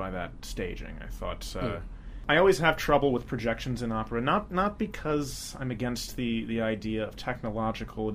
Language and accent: English; Philadelphia, Pennsylvania, United States; I'm from Philadelphia